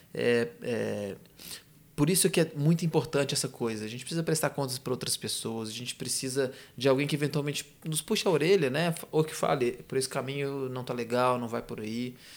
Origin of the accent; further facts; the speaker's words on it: interior of Minas Gerais, Brazil; sou do interior de Minas